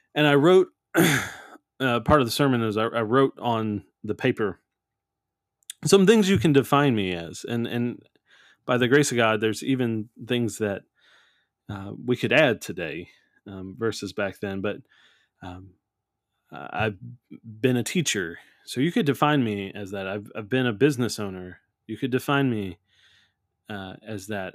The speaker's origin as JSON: {"language": "English", "town": "New Orleans", "region": "Louisiana", "country": "United States", "said": "I'm from New Orleans, it's just in the blood"}